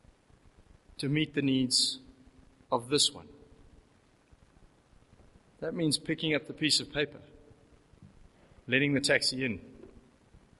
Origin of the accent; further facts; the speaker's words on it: South Africa; As South African Christians